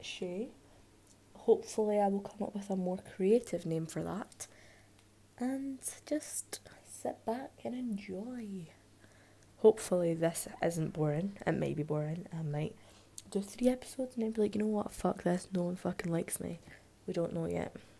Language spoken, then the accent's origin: English; Scotland, United Kingdom; I am from Scotland